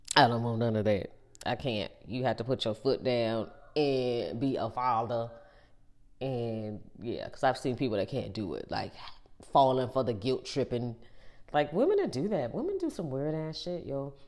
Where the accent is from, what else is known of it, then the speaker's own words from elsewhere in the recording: Ohio, United States; now in North Carolina, United States; we grew up in Ohio.